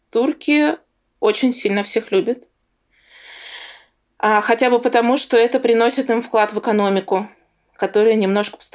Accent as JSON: {"language": "Russian", "region": "Bashkortostan", "country": "Russia", "tie": "born or raised there", "said": "что я росла в Башкирии, что я татарка, что у меня там восточная внешность."}